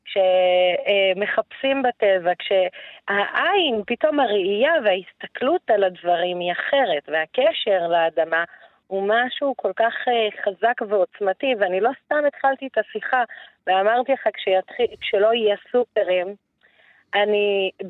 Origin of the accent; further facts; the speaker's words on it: Baqa al-Gharbiyye, Haifa District, Israel; שהייתי ילדה קטנה, שהיינו יוצאים, אני מדברת איתך בת חמש, שש, אה, והולכים וקוטפים, היה פה לא רחוק, אני נולדתי בבאקה, אז לא רחוק מבאקה הייתה גבעה כזאת